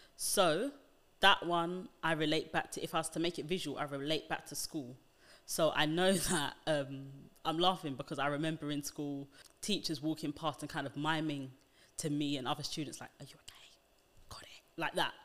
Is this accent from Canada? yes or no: no; United Kingdom; being black British is a very different identity to that, um, just because of how we live, the nuances in our speech